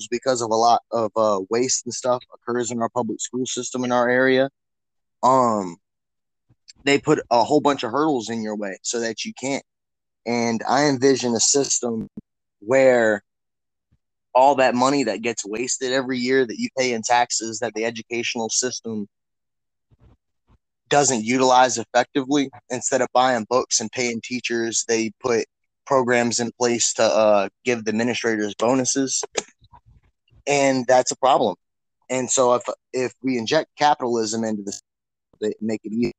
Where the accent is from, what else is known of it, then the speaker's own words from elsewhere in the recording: Hampton, Virginia, United States; I'm a carpenter from Hampton, Virginia